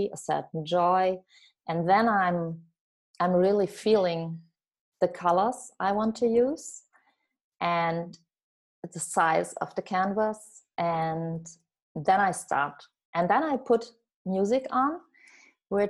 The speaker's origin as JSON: {"language": "English", "country": "France", "tie": "born or raised there", "also_born_or_lived": "southern Germany", "moved": "yes", "lives_now": "Germany", "said": "I was born in France, and today I live in southern Germany."}